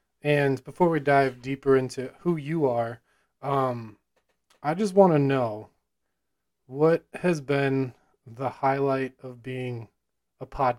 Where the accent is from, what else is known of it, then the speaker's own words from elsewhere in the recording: Illinois, United States; It's from Noon Whistle, probably one of the better breweries from my hometown.